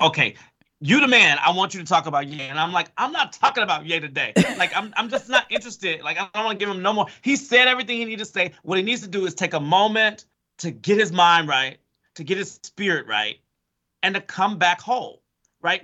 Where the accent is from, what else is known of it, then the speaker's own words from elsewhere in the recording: Chicago, Illinois, United States; I'm from Chicago.